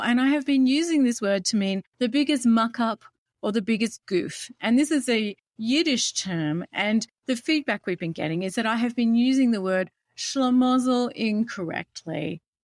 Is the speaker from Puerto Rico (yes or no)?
no; Australia; as an Australian, we have the British connection heritage